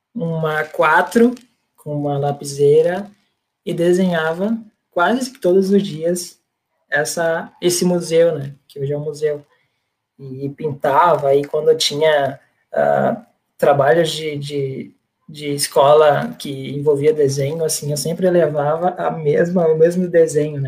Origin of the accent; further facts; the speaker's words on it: about 40 km from Natal, Rio Grande do Norte, Brazil; Eu sou natural do Rio Grande do Norte, de Natal, mais precisamente a 40 quilômetros mais ou menos da capital, mais interior